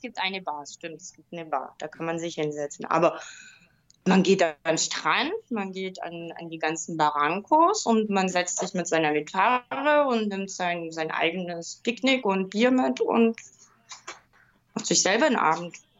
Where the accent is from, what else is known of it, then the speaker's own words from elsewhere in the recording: Bavaria, Germany; Ich bin ja auch aus dem Bayernland